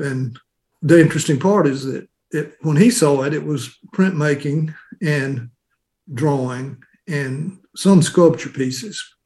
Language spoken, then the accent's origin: English; Tupelo, Mississippi, United States; I've had a an interesting an interesting experience growing up in Tupelo